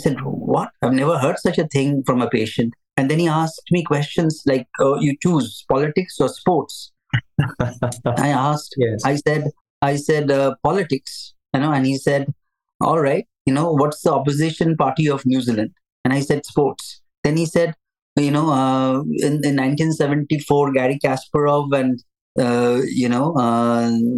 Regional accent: India; moved away; I'm from India. I trained to be a psychiatrist in India

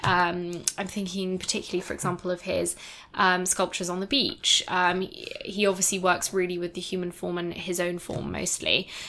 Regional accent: Edinburgh, Scotland, United Kingdom; I am from Edinburgh

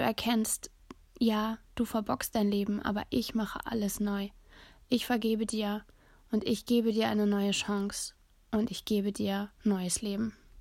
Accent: Germany; ich bin Deutsche

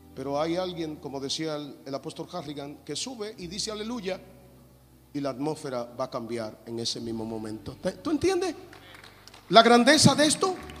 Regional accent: Dominican Republic; yo vengo de República Dominicana con muchísimas limitaciones

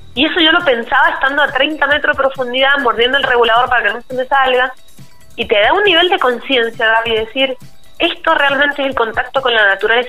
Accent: San Juan, Argentina; porque soy sanjuanina

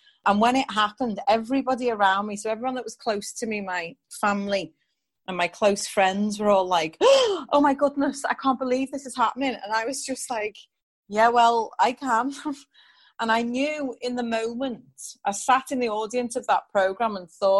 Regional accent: England, United Kingdom; also born or lived in New York; growing up in England in the 1980s as a mixed race child with light skin

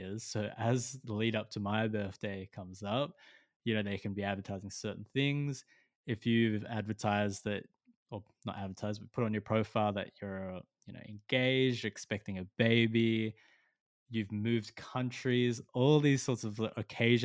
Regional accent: Australia; as an Australian

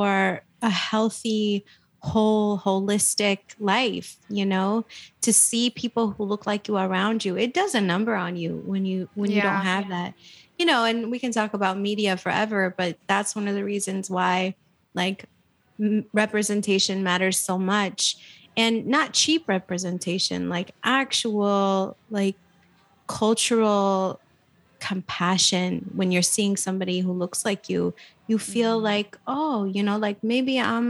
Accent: Flint, Michigan, United States; born or raised there; also born or lived in Saudi Arabia / New Mexico / Ann Arbor

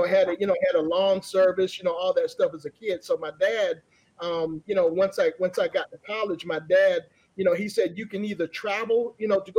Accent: Atlanta, Georgia, United States; I grew up here in Atlanta, Georgia

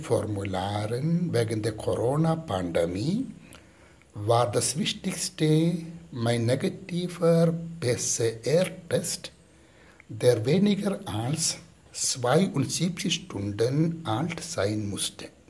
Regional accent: Kerala, India; now in Rheine, Germany; Im Moment bin ich in meinem Heimatland Kerala im Provinzial Oberhaus

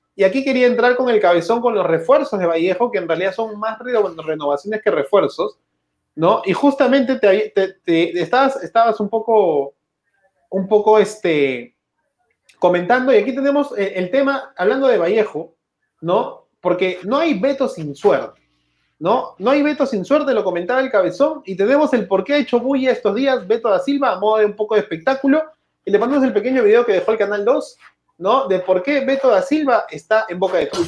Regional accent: Peru

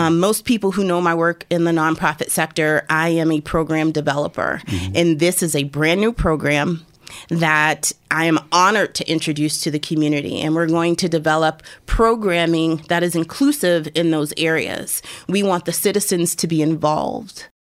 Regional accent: Erie, Pennsylvania, United States; I born and raised in Erie

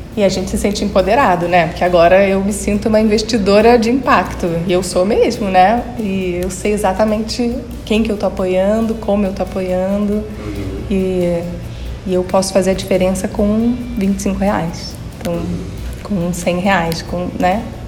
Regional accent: Rio de Janeiro, Brazil; lá no Rio de Janeiro, que é a minha terra natal

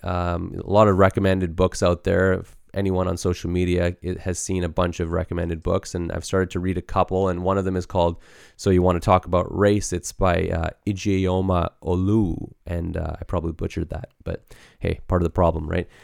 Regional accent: Canada; we too have experienced racism growing up in Canada

